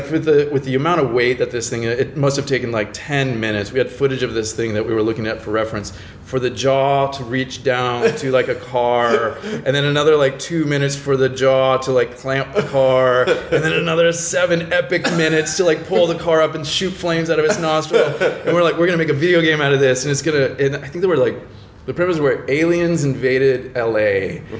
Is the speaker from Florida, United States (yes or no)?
yes; Florida, United States; now in Los Angeles, United States; I'm from Florida.